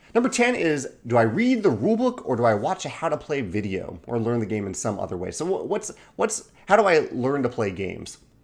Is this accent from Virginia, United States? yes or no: yes; Chesterfield, Virginia, United States; I grew up in Chesterfield, Virginia, Richmond, Virginia area